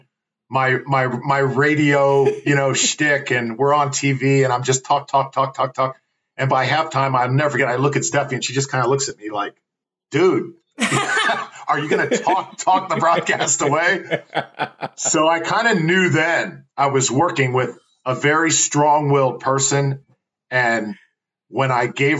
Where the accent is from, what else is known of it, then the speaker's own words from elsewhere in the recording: Tampa, Florida, United States; my hometown team, the Tampa Bay Rowdies. I actually went to a few games when I was growing up